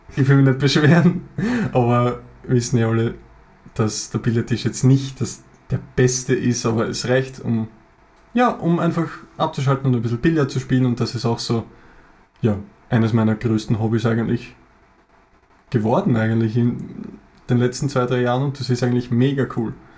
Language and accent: German; Lower Austria, Austria; Wir sind aus Österreich, wie man es wahrscheinlich hören kann